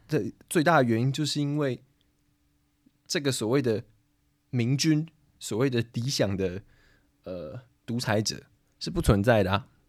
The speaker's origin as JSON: {"language": "Chinese", "country": "Taiwan", "moved": "as an adult", "lives_now": "Prague, Czechia", "said": "我作为一个台湾人"}